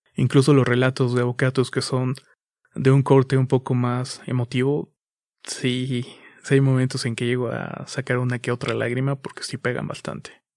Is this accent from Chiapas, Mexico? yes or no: yes; Chiapas, Mexico; Soy de México, soy de Chiapas, México